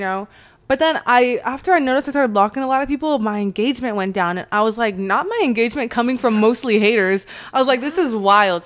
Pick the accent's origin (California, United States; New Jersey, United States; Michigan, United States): California, United States; Chino Hills; growing up in Chino Hills, I lived pretty close to Anaheim